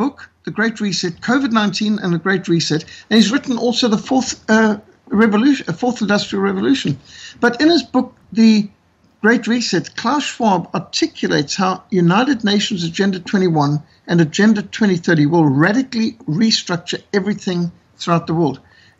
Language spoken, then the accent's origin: English; Australia; I've done some speaking to as an Australian.